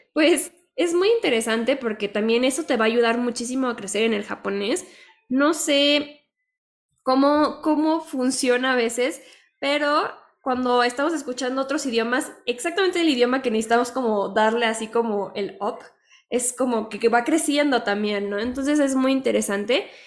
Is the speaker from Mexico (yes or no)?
yes; Mexico; lo que somos los mexicanos